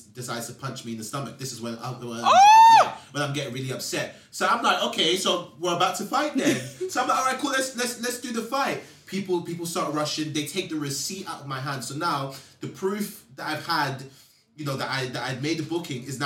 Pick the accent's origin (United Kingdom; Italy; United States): United Kingdom; London; I grew up in Peckham